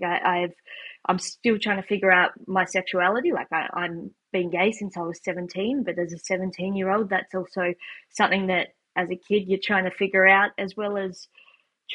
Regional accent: Tasmania, Australia; moved away as an adult; now in New Zealand; I grew up in Tasmania, Australia, where I went to school all the way up until year 12

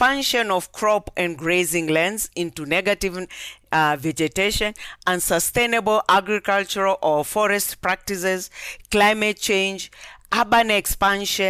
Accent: near Mount Kilimanjaro, Tanzania; moved away; I come from the United Republic of Tanzania, and actually my home village is exactly 2 kilometers from the spot where mountain climbers to the peak of Mountain Kilimanjaro begins. So I've grown up surrounded by water

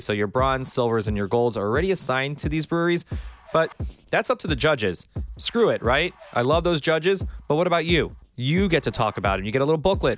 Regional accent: Miami Beach, Florida, United States; I was born and raised in Miami Beach

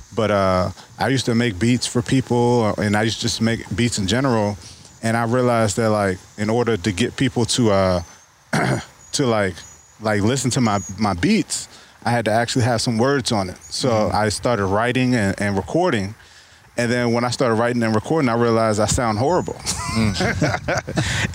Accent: Mechanicsville, Virginia, United States; also born or lived in Richmond, Virginia; I was born in Richmond and moved to Mechanicsville when I was three

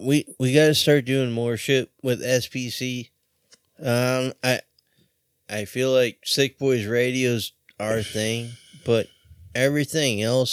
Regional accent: Orange County, California, United States; I'm from O.C.

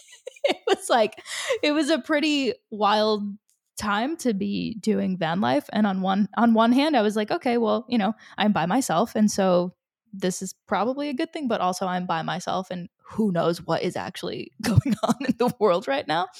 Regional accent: Rhode Island, United States; also born or lived in Chile; I'm from Rhode Island. I, you know, I grew up here.

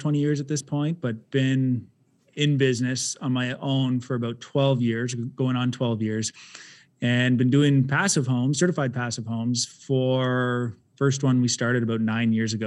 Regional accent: Ottawa, Ontario, Canada; I grew up in Orleans, though, East End

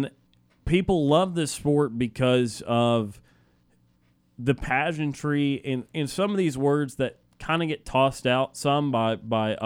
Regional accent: Birmingham, Alabama, United States; I grew up in Birmingham, Alabama

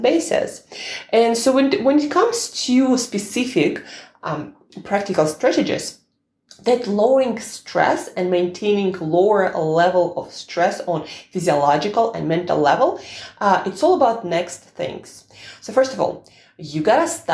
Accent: Russia; I'm Russian

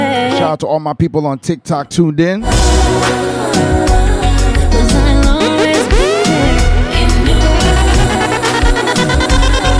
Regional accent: Port-au-Prince, Ouest, Haiti; I was born in Port-au-Prince.

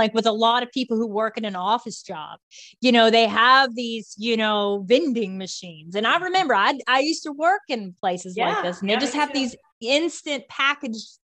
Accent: Virginia, United States; the one I grew up with in Virginia

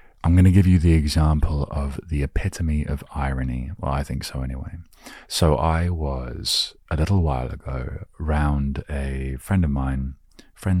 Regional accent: England, United Kingdom; growing up in England

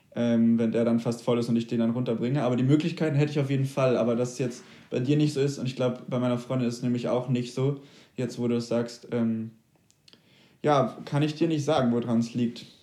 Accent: a small village near St. Peter-Ording, Schleswig-Holstein, Germany; now in Hamburg, Germany; ich bin in wirklich einem sehr kleinen Dorf vor ja. St. Peter-Ording groß geworden

